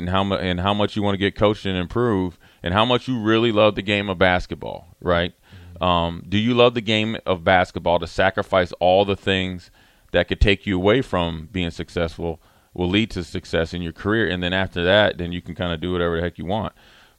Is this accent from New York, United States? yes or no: no; Minnesota, United States; Mark's from California, you're from Virginia, I'm from Minnesota